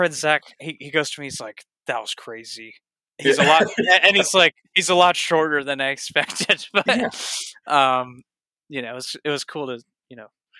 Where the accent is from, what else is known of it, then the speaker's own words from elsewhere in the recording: Mississippi, United States; born there; also born or lived in Michigan; I lived in Michigan too. I was like, you know, I was born in Mississippi. So, you know.